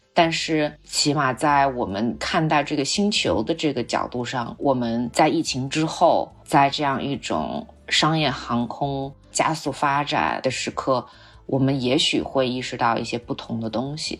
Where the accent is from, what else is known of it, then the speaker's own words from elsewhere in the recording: Xinjiang, China; 因为我是新疆长大的，呃，所以我从小，我对自然的感受更多是戈壁滩，然后更多是那种沙漠，甚至石油